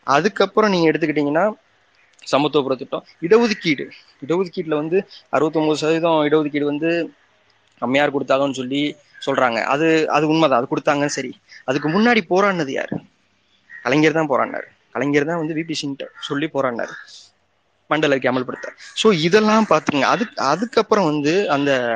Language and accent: Tamil; Sivaganga district, Tamil Nadu, India; சிவகங்கை மாவட்டம் எங்களோட சொந்த ஊர்